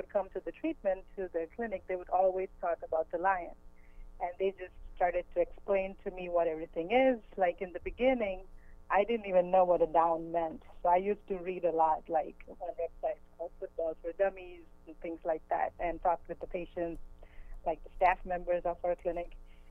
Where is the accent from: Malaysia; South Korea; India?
India; English is a second language; now in United States; So I moved from India about 11 years ago, and we don't have football over there.